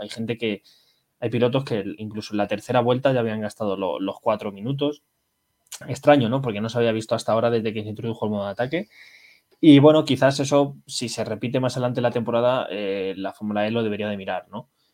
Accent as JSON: {"language": "Spanish", "country": "Spain", "said": "Somos españoles"}